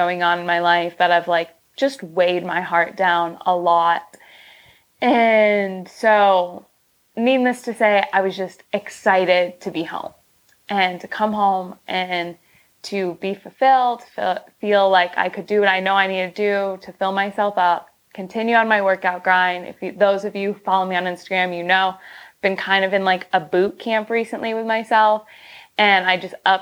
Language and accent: English; Michigan, United States; now in Los Angeles, United States; I am at my hometown house in Michigan with my family.